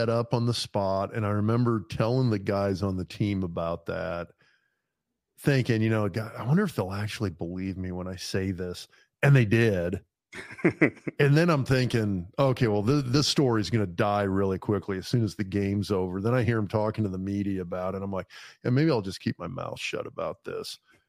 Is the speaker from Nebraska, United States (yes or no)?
yes; Lincoln, Nebraska, United States; also born or lived in East Lansing, Michigan; I grew up in Lincoln. I mean, I grew up in Lincoln watching Nebraska play. I was the hometown.